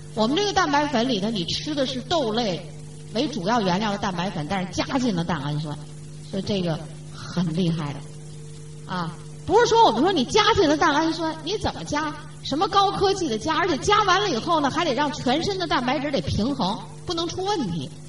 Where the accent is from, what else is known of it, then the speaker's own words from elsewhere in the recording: China; 这就是我们中国人的特点